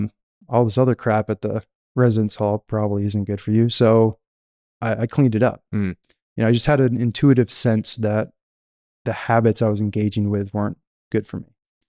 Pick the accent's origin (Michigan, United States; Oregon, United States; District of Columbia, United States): Michigan, United States; you know, I grew up in Michigan. You could say the country. I wasn't in a city center. I was, you know, outside of town.